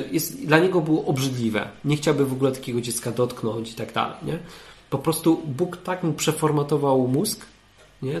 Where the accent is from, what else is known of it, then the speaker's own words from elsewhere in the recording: Katowice, Silesian Voivodeship, Poland; now in Sopot, Poland; Ja jestem z Katowic